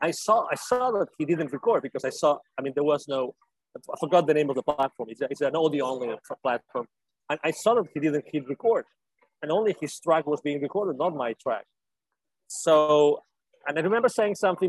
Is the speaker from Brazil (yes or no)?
no; Spain; English is a second language; moved away as an adult; also born or lived in Latin America / Mexico; now in United States; So I lived in Latin America myself, although I'm originally from Spain. I lived in Latin America for 10 years